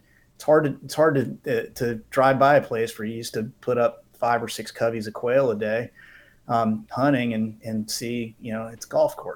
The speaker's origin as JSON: {"language": "English", "town": "West Palm Beach", "region": "Florida", "country": "United States", "tie": "born or raised there", "said": "I was born and raised here in West Palm Beach, and I grew up the son of avid hunters and anglers."}